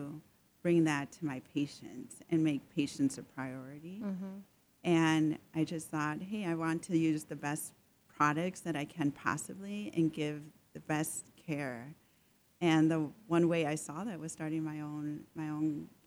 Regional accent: Milwaukee, Wisconsin, United States; I grew up in Milwaukee, Wisconsin.

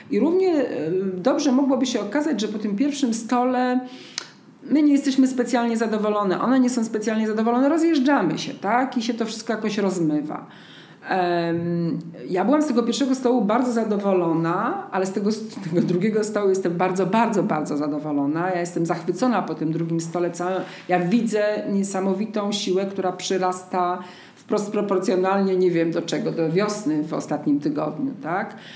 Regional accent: Zajęczniki, Podlaskie Voivodeship, Poland; bo ja jestem z Zajęcznik, pod Siemiatyczami

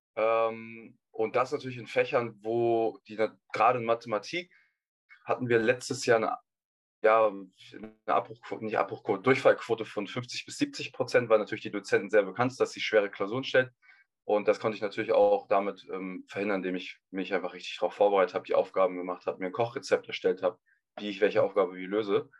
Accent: Hamburg, Germany; ich komme aus Hamburg

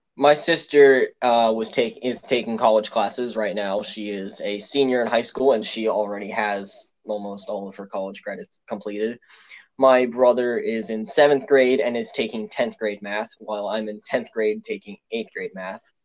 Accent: Pennsylvania, United States; I'm from Pennsylvania. I'm actually 20 minutes away from Philadelphia

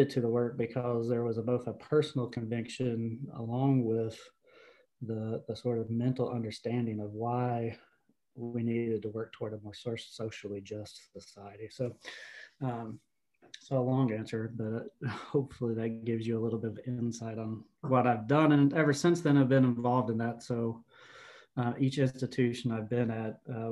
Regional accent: the Appalachians of North Carolina, United States; I grew up in the Appalachians of North Carolina to a blue collar family

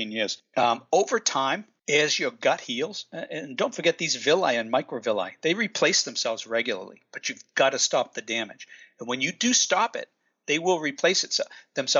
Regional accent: United States; accent: Boston; also born or lived in West Coast; now in Watertown, United States; I actually grew up right between Boston and Providence

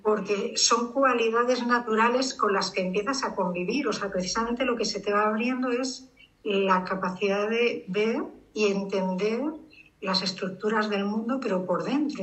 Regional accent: Madrid, Community of Madrid, Spain; soy urbanita de Madrid

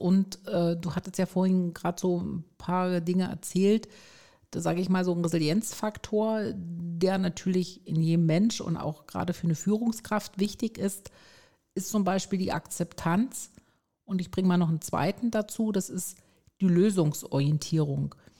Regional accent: Stuttgart, Baden-Württemberg, Germany; komme aus Stuttgart

